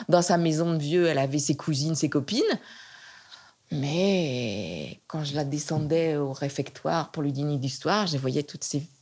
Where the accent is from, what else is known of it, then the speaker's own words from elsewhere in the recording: Provence-Alpes-Côte d'Azur, France; et chez moi, en Provence, il y a des petites collines légères et c'est très agréable.